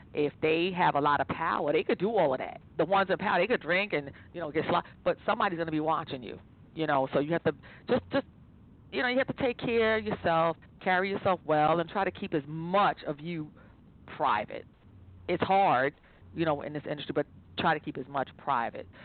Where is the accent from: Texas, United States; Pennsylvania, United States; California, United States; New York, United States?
New York, United States; New York City; I'm originally from Staten Island